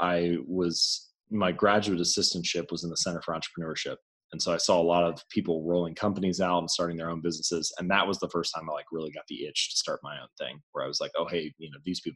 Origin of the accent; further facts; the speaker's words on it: Hamilton, Ohio, United States; I grew up in Hamilton, Ohio, smaller town north of Cincinnati